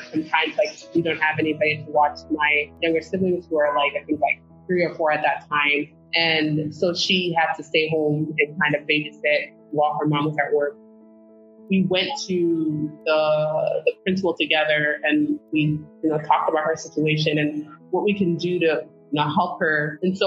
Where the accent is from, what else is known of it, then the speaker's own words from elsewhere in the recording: Phoenix, Arizona, United States; also born or lived in Senegal; growing up in South Phoenix, I actually had Teach for America teachers